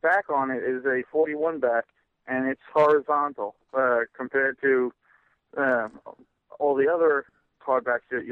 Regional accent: New York, United States; I'm a typical New Yorker

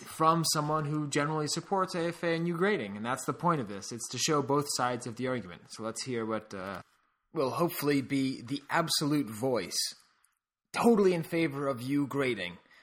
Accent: United States

